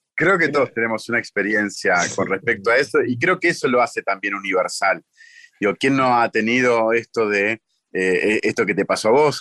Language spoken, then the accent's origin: Spanish; Munro, Buenos Aires Province, Argentina; Yo nací en Munro